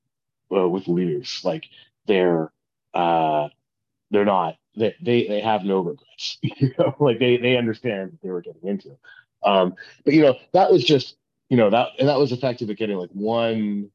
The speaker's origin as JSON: {"language": "English", "country": "Canada", "said": "as a Canadian"}